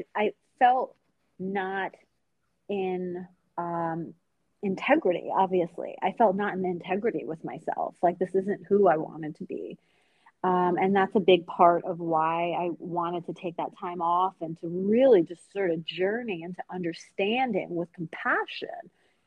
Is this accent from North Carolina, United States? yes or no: no; Long Island, New York, United States; also born or lived in Tehran, Iran; I'm from Long Island